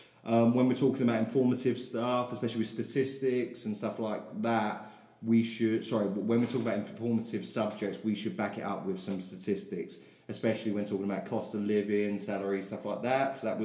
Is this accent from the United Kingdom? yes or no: yes; London, United Kingdom; accent: South London; I've tried to pronounce my words more and more over the last few years, which doesn't particularly go well with a South London accent.